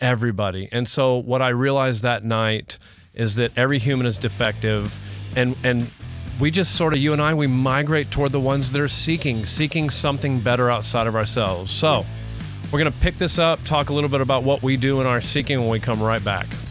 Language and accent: English; Houston, Texas, United States; I'm from Houston, not Oklahoma.